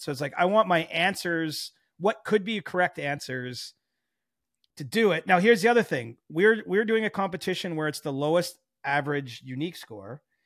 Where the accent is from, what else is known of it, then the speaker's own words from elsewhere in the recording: Cobourg, Ontario, Canada; moved away; I love Coburg, Ontario, my hometown.